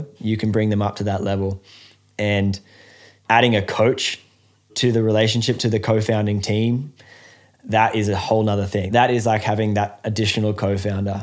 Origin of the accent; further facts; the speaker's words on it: Australia; we're from the opposite side of the world, Australia